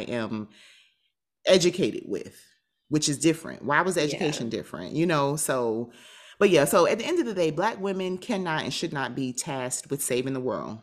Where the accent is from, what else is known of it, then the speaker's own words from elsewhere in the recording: South Florida, United States; I'm from South Florida